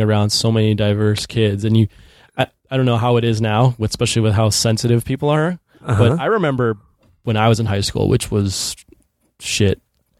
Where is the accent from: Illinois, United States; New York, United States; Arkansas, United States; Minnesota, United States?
Illinois, United States; Chicago; also born or lived in Niles, Illinois / Champaign-Urbana, Illinois; I grew up in Chicago. So there's Chicago and then there's obviously the suburbs and the greater Chicagoland area.